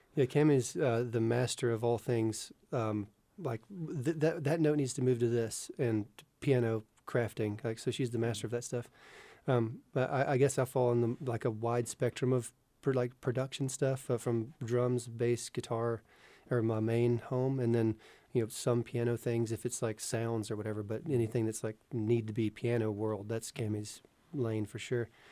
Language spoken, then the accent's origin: English; North Alabama, United States; I grew up in the North Alabama area